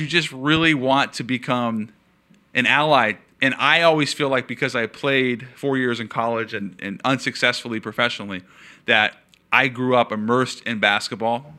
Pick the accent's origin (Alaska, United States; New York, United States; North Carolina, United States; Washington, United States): Washington, United States; Seattle; I'm from Seattle